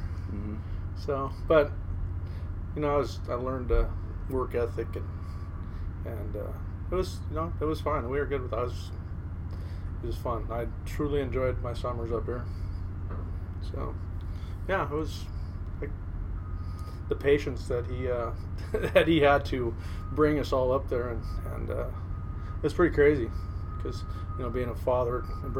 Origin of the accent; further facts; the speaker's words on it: Aberdeen, Washington, United States; I was born in Aberdeen, Washington, 1968.